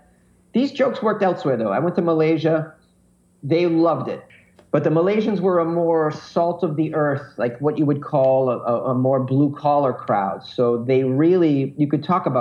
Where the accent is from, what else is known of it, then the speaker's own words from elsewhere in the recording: United States; as an American